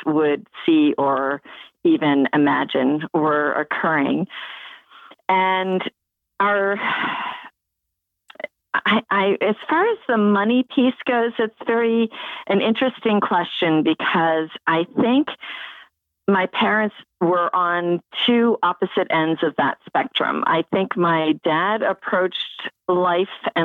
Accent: Media, Pennsylvania, United States; I grew up in Media, Pennsylvania

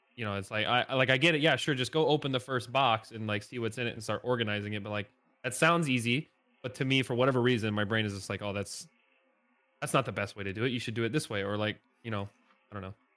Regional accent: Northeast Indiana, United States; born or raised there; moved away as an adult; now in Nashville, United States

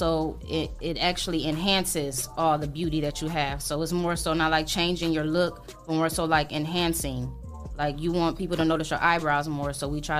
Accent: Toledo, Ohio, United States; also born or lived in West Palm Beach, Florida; now in Florida, United States; I'm from Toledo, Ohio, the west side of Toledo. Yep. I was born and raised in Toledo

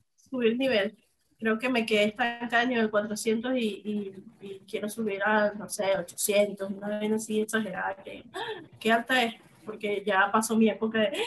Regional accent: Venezuela; moved away as an adult; now in Mexico; yo me vine de Venezuela hace dos años

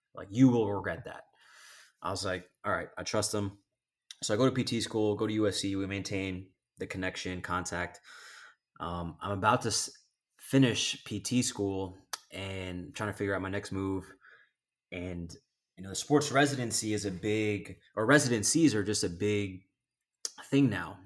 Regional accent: East Coast, United States; now in Los Angeles, United States; I grew up on the East Coast.

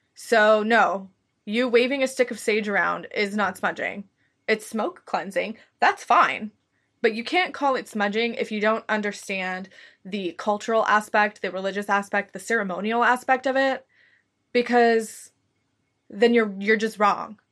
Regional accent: United States; I am from the United States

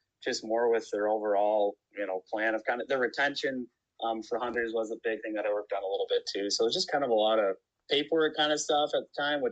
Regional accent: south of St. Paul, Minnesota, United States; I was born and raised in Minnesota. I actually grew up south of St. Paul a little ways

